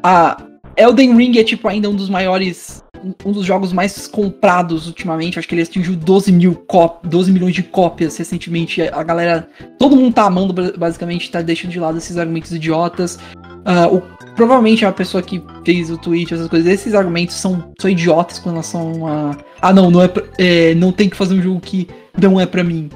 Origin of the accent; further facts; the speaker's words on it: Brazil; nós brasileiros